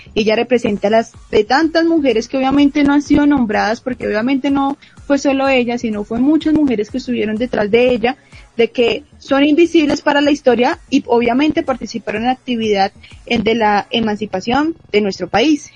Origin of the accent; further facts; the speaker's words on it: Bogotá, Colombia; a nosotros como bogotanos